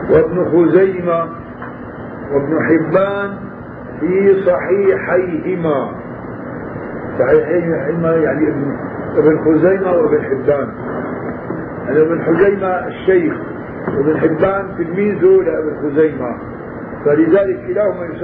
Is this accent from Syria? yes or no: yes; Damascus, Damascus Governorate, Syria; عادة هون بيعملوا عندنا في الشام بين الأذان الأول والأذان الثاني ربع ساعة